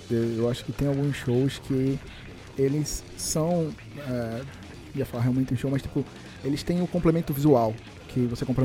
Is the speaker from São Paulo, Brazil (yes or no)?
yes; São Paulo, Brazil; Eu, eu moro, morei muito tempo em São Paulo, né? Eu sou de São Paulo.